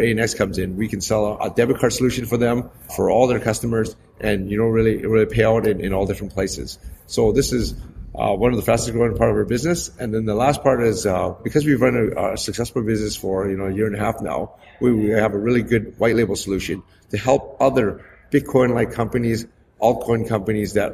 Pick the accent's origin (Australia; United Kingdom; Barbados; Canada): Canada; moved away as an adult; now in Hong Kong; I'm actually originally born and raised in Canada, and I've only just lived in Hong Kong for the last 7 years.